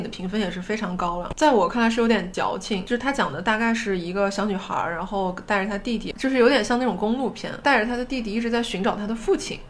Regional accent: Taiyuan, Shanxi, China; accent: Taiyuan-accented Mandarin; moved away; 回到比如说跟老家同学在一起，我们不会说纯方言，但是我们会带一口半言音

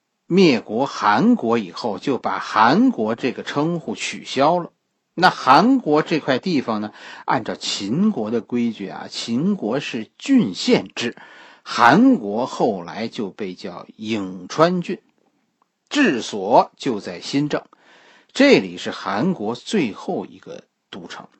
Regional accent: China; 和我们中国人相关的，

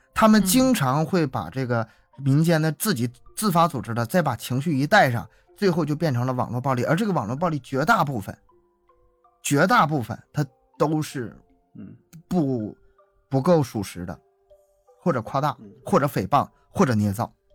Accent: Harbin, Heilongjiang, China; 我是哈尔滨人，哈尔滨大了

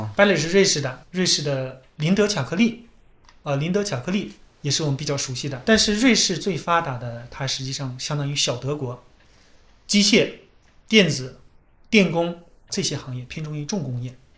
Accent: China; 我们中国人每次来欧洲呢都要签这个申根签证

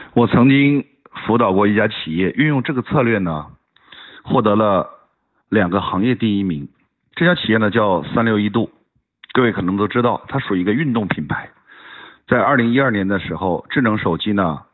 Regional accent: China; 我作为一个中国人，非常地自豪

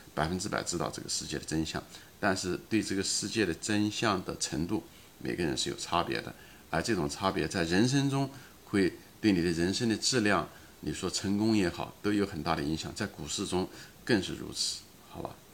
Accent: China; 虽然咱们都是中国人

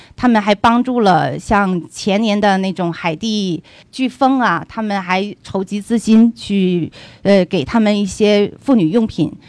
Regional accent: China; moved away as an adult; now in United States; 我们中国人，我们华裔很聪明

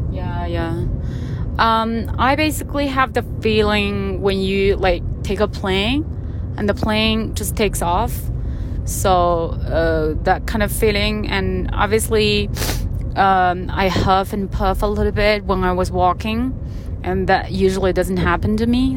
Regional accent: southern China, China; moved away; I grew up in the southern part of China, so my hometown was very

